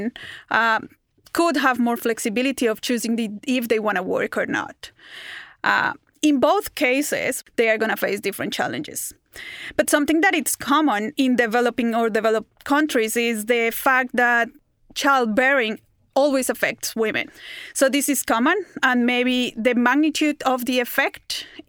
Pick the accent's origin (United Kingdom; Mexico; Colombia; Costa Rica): Colombia; Bogotá; now in Melbourne, Australia; I grew up in Bogota, in Colombia